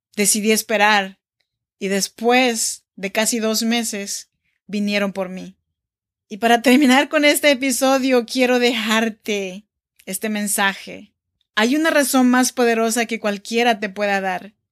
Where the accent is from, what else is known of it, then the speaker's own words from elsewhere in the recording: Oaxaca, Mexico; moved away as an adult; now in Sacramento, United States; Yo soy nacida en Oaxaca, México, y vivo en Sacramento, California desde hace ya 14 años